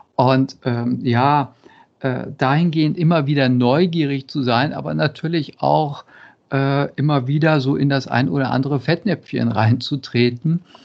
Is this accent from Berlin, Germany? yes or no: no; Cologne, North Rhine-Westphalia, Germany; ich komme aus Köln